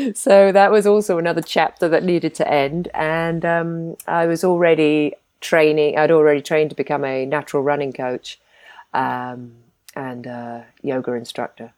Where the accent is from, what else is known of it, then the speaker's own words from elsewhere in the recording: Isles of Scilly, South West England, United Kingdom; moved away as an adult; I grew up in the Isles of Scilly